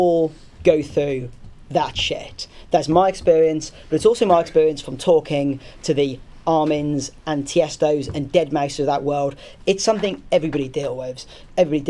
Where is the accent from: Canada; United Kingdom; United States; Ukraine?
United Kingdom; Southampton, South East England; It's my hometown.